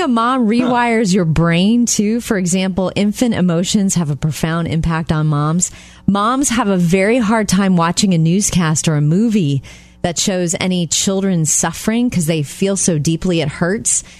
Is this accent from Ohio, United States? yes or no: no; Jupiter, Florida, United States; moved away; when I go home to Jupiter, Florida, my hometown, to see my parents